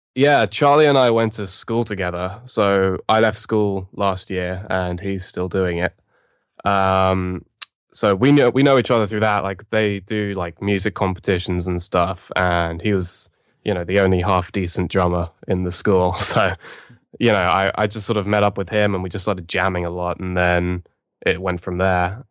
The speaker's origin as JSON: {"language": "English", "region": "London", "country": "United Kingdom", "said": "we're from London"}